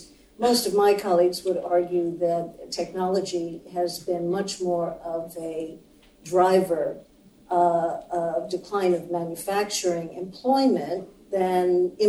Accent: Japan; now in United States; I grew up in Japan

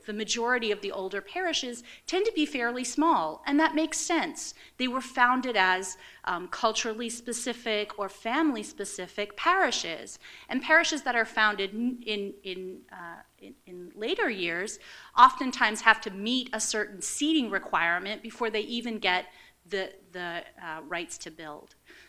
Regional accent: Western Pennsylvania, United States; because I'm from Western Pennsylvania

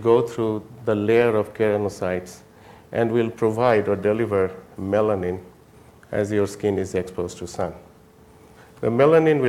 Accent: Jaipur, Rajasthan, India; moved away; I was born in Jaipur, India

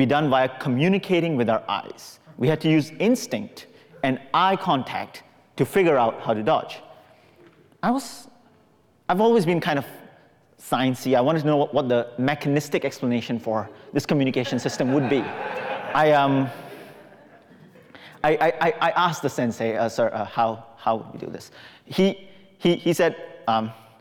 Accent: Singapore; When I was 15 years old, growing up in Singapore

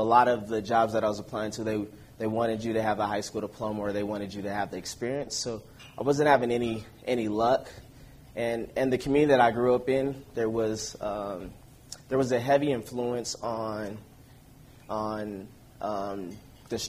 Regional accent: Denver, Colorado, United States; I'm from Denver, Colorado.

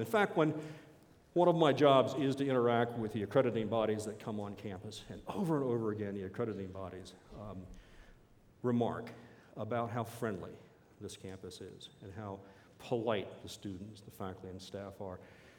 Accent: East Coast, United States; I came from the East Coast. There's a certain culture back in the Carolinas and Tennessees that I couldn't find here.

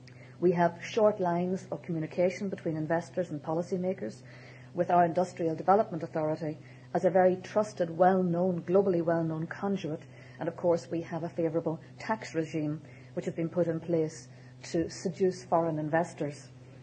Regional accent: Ireland; We are on the island of Ireland

